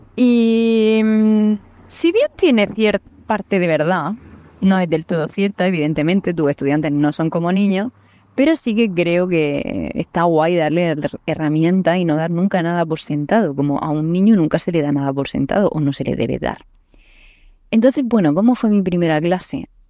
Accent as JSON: {"language": "Spanish", "town": "Murcia", "region": "Region of Murcia", "country": "Spain", "also_born_or_lived": "Naples", "said": "Soy de Murcia, del sudeste de España"}